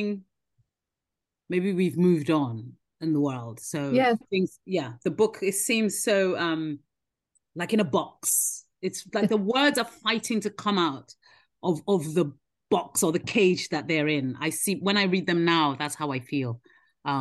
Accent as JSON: {"language": "English", "country": "Nigeria", "tie": "born or raised there", "moved": "yes", "lives_now": "United Kingdom", "said": "I grew up in Nigeria, I was born here, but then grew up in Nigeria"}